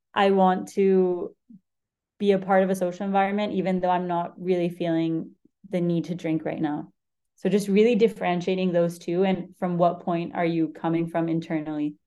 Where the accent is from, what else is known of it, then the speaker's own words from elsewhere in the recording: Argentina; moved away; also born or lived in Spain; I'm from Spain. I grew up in Argentina